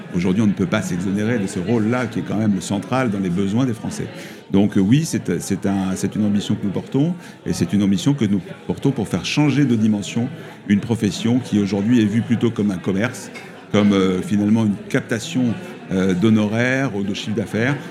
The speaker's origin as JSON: {"language": "French", "town": "Toulouse", "region": "Occitania", "country": "France", "said": "je suis de Toulouse, euh, de, de la Haute-Garonne"}